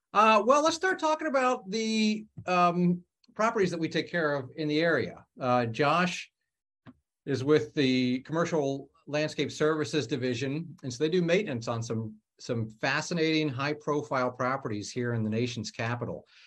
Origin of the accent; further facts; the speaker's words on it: Ohio, United States; moved away as an adult; now in Washington, D.C. area, United States; I'm from Ohio. I moved out here five years ago